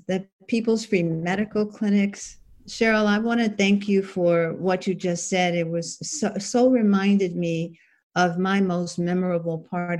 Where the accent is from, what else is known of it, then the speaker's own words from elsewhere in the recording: Washington, District of Columbia, United States; moved away as an adult; also born or lived in Los Angeles; now in Oakland, United States; I grew up in Washington, D.C., and then John Huggins and I decided to travel across the country, and we ended up in Los Angeles